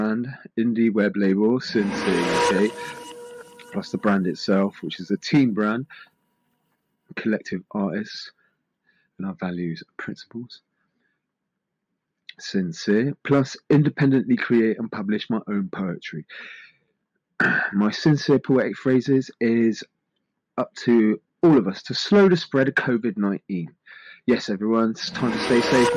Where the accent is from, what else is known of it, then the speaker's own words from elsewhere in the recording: Bath, South West England, United Kingdom; my hometown city of Bath